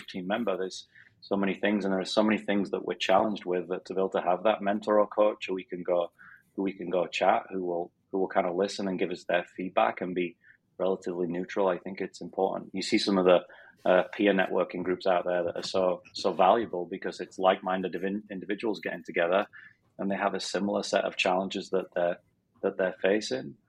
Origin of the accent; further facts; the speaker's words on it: Sheffield, Yorkshire and the Humber, United Kingdom; moved away as an adult; also born or lived in Philadelphia; now in Arizona, United States; I'm from Sheffield in Northern England. So I still have the strange accent